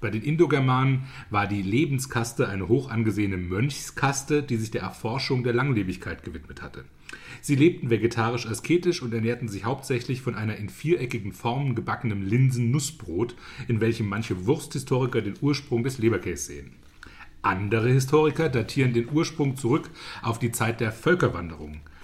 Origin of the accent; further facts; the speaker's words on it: Zweibrücken, Rhineland-Palatinate, Germany; ich komme ja aus Zweibrücken